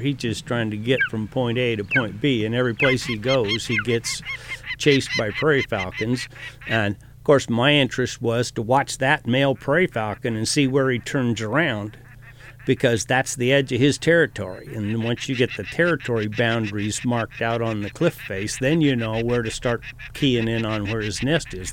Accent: Boise, Idaho, United States; I was born and raised in Boise

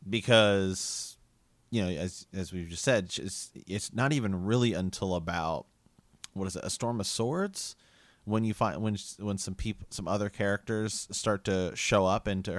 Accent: Ohio, United States; we're from Ohio

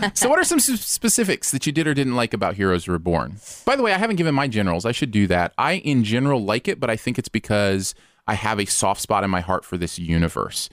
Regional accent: Michigan, United States; I grew up in Michigan with water, like, all around

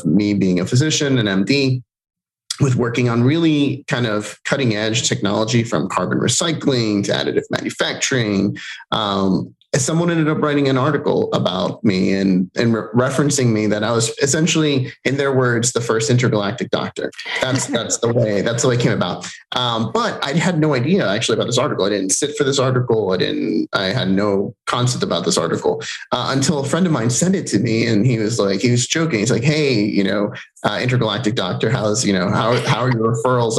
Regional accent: Puerto Rico; first language Spanish; English is a second language; now in United States; I was born in Puerto Rico and moved to the States.

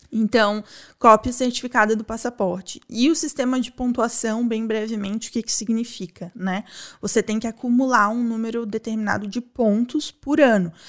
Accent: Brazil; moved away; eu sou brasileira

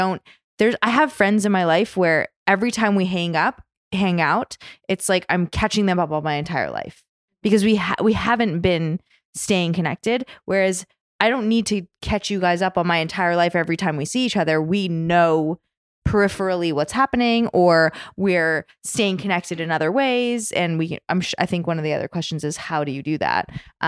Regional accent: Canada; I'm the token all, Canadian.

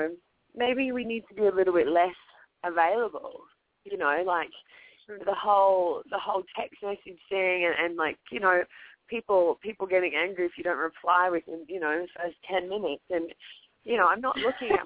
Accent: Australia; moved away as an adult; also born or lived in Paris, France / New York, United States; now in Los Angeles, United States; Australia almost 7 years ago now

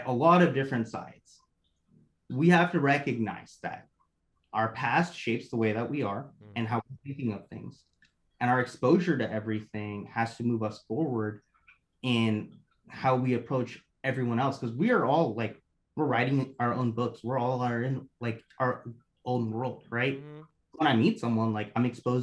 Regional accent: Oklahoma, United States; also born or lived in Bangladesh / Denver; I grew up in Oklahoma, in a big town in Oklahoma, and the biggest like city in Oklahoma

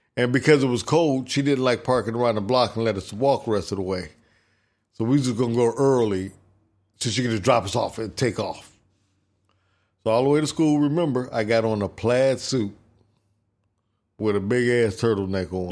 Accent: Ohio, United States; I lived, I grew up in Ohio

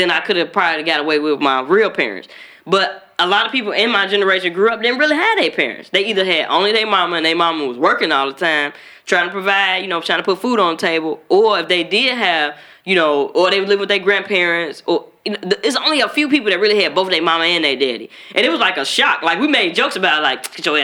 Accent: Chicago, Illinois, United States; we grew up in Chicago

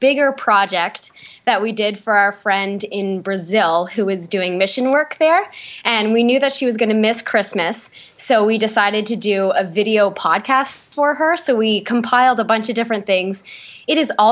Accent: Atlantic Canada, Canada

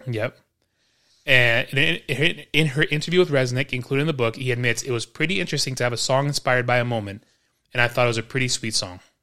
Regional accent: New York City, New York, United States; moved away; I'm from New York City.

